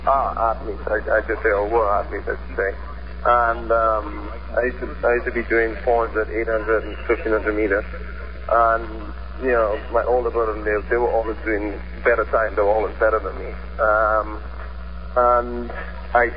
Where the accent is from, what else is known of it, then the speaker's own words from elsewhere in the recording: Trinidad & Tobago; moved away; growing up in the Caribbean, like down south, we tend to play a lot of different sports